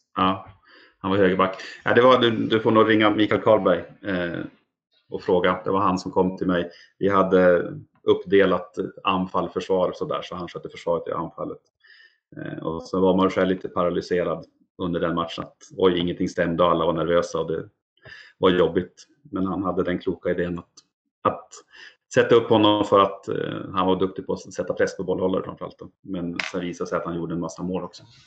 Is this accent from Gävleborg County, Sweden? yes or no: no; Umeå, Västerbotten County, Sweden; jag är från Umeå och bor där så har Björklöven varit eh, en stor del av min uppväxt